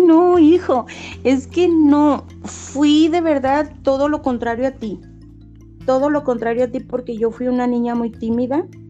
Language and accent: Spanish; Guadalajara, Jalisco, Mexico; also born or lived in San Francisco del Rincón, Guanajuato; mis papás se vinieron a Guadalajara entonces toda mi vida he vivido aquí en Guadalajara